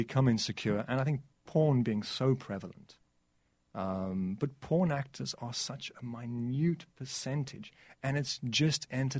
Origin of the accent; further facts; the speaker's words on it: South Africa; I'm from South Africa, so this was a way for me to try and give back to the country that gave me so much.